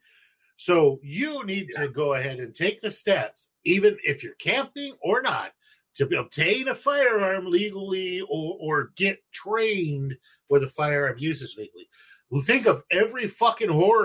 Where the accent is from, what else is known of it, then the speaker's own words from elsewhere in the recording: United States; accent: American; my American accent